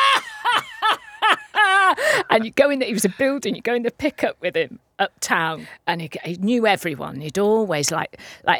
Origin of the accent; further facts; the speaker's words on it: North Wales, United Kingdom; I am Welsh. Mm. Right, grew up in North Wales.